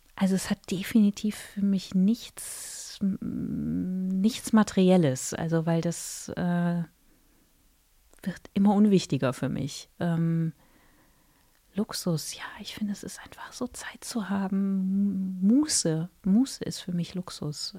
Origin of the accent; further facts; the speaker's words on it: Mönchengladbach, North Rhine-Westphalia, Germany; accent: Rhenish; also born or lived in Cologne; ich bin in, in der Nähe von Köln geboren, habe dann auch ein bisschen in Köln gewohnt, bin in Mönchengladbach aufgewachsen